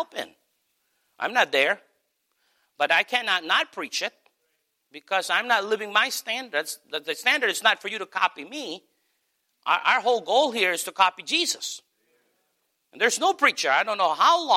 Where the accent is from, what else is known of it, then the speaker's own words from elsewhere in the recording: United States; also born or lived in Philippines; We absolutely come across as Americans